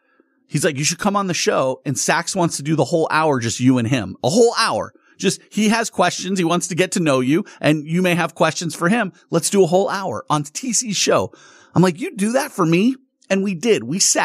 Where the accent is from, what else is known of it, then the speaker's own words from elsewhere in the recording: California, United States; And as a kid, I grew up in Southern California. So we went to Dodger games.